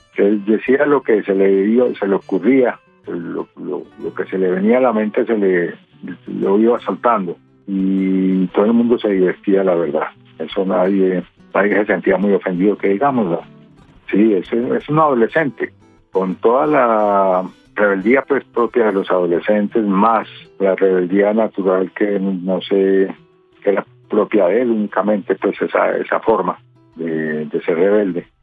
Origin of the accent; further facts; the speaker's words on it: Envigado, Antioquia, Colombia; also born or lived in Medellín; Allá me eduqué, allá son mis amigos, soy pues envigadeño.